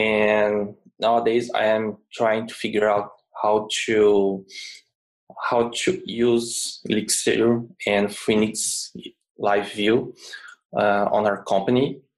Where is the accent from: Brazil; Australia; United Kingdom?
Brazil; I'm from Brazil